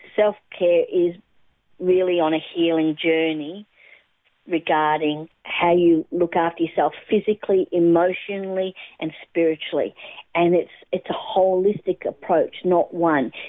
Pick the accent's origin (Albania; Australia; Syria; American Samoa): Australia; also born or lived in England / Adelaide, South Australia / Melbourne, Victoria; lived in Adelaide for a while as growing up there, and uh, then we moved across to Melbourne in probably when I was at probably 10 years of age